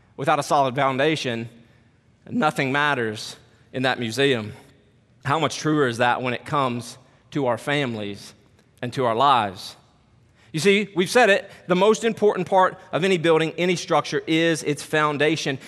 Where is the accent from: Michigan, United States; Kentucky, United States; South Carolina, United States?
Kentucky, United States; now in Harrisonburg, United States; I'm from Kentucky